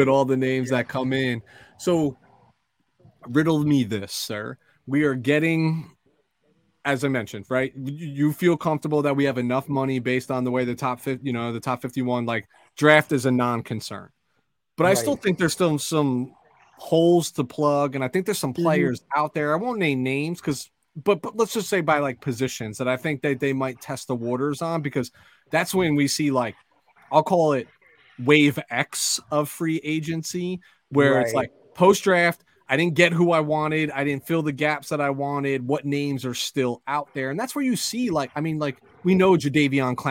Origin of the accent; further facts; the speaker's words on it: New Jersey, United States; I'm from New Jersey